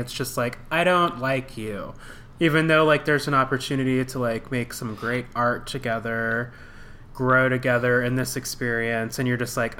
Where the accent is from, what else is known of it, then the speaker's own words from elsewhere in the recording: Alaska, United States; I grew up in Alaska.